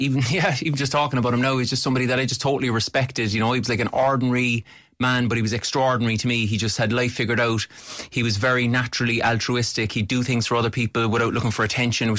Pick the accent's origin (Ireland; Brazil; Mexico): Ireland; Cork, Munster